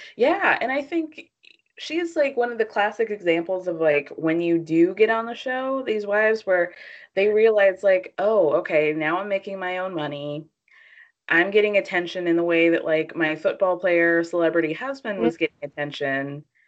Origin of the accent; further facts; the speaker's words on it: Atlanta, Georgia, United States; I grew up in Atlanta